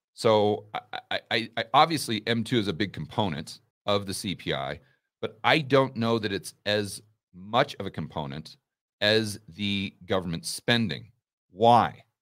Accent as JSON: {"language": "English", "country": "United States", "said": "as an American, a citizen of the land of the free"}